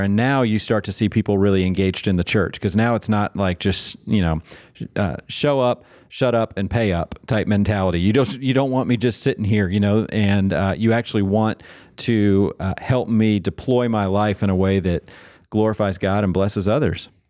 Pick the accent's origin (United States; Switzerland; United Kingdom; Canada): United States; Manassas, Virginia; I grew up in Manassas, Virginia